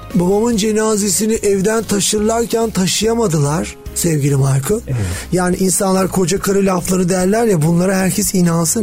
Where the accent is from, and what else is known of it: Istanbul, Turkey; born or raised there